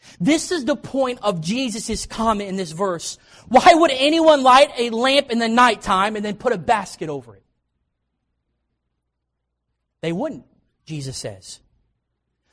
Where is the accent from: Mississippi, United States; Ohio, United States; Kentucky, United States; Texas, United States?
Kentucky, United States; also born or lived in Knoxville, Tennessee; I was born in Knoxville, Tennessee, but I actually grew up in Kentucky, and my dad pastored there